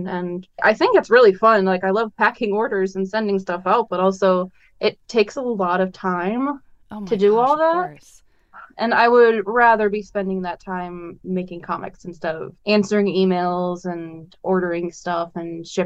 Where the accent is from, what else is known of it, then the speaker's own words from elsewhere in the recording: Northwest Indiana, United States; moved away as an adult; now in Fort Wayne, United States; I'm from Northwest Indiana, which is only about a half hour from Chicago. But I moved out to Fort Wayne with my girlfriend after I graduated college